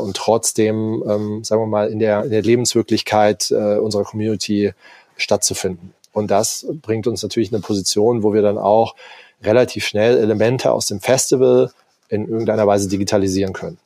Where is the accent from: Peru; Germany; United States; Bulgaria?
Germany; Darmstadt, Hesse; moved away as an adult; also born or lived in Hamburg; now in Allgäu, Germany; bin ursprünglich aus Darmstadt